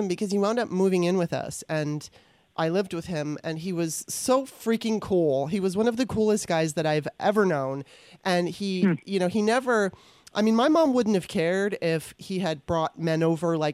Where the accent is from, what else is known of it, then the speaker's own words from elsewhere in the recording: Los Angeles, California, United States; also born or lived in Maryland; growing up in Los Angeles